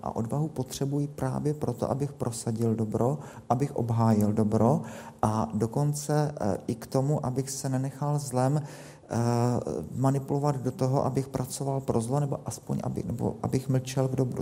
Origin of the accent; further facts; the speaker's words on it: Czechia; my máme jako Češi